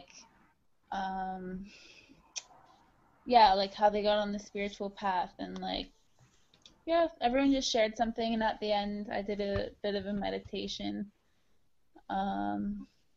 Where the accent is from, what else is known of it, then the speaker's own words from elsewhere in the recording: Muskoka region, Ontario, Canada; now in Jasper, Canada; I live in Jasper, Alberta at the moment, but I'm from Ontario in the Muskoka region.